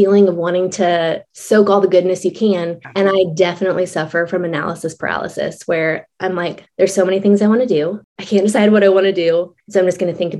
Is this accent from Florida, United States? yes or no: yes; Florida, United States; moved away as an adult; also born or lived in Midwest / Upper Peninsula of Michigan / Australia; both of us had grown up in Florida